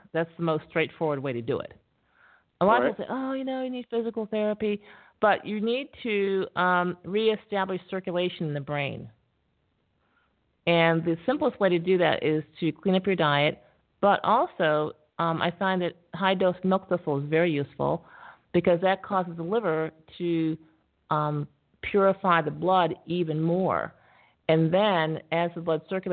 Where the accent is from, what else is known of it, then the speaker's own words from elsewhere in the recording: Syracuse, New York, United States; I am from Syracuse, New York, which is super, super cold place